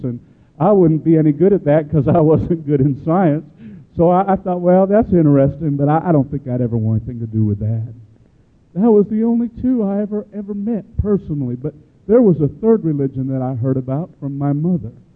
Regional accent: Chicago, Illinois, United States; I grew up in Chicago, Illinois

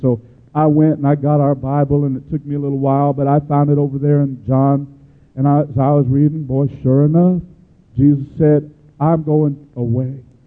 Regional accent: Chicago, Illinois, United States; I grew up in Chicago, Illinois

